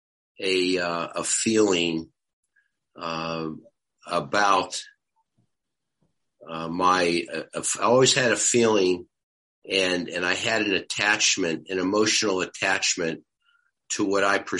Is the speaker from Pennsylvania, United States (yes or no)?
yes; Pittsburgh, Pennsylvania, United States; moved away; also born or lived in Detroit; growing up in Squirrel Hill in Pittsburgh